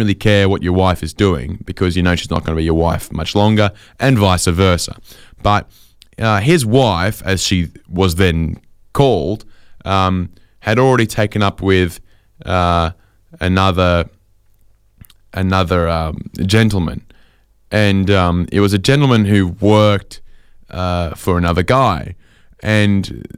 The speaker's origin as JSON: {"language": "English", "town": "Sydney", "region": "New South Wales", "country": "Australia", "tie": "born or raised there", "said": "when I was growing up in Sydney"}